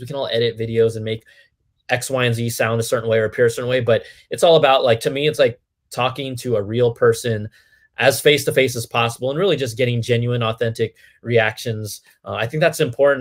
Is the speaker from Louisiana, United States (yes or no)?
no; Cupertino, California, United States; I was born and raised in the Bay Area, Cupertino, the home of Apple computers, was literally my backyard